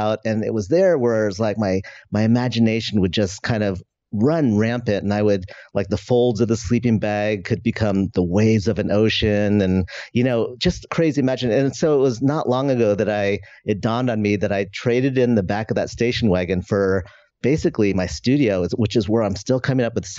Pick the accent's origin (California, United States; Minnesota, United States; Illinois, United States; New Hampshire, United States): California, United States; just outside of San Francisco; I grew up in just outside of San Francisco